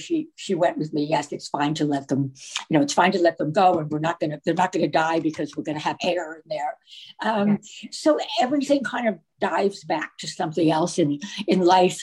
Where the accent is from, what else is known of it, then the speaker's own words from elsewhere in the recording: Virginia, United States; I grew up in Virginia, but my family was from New York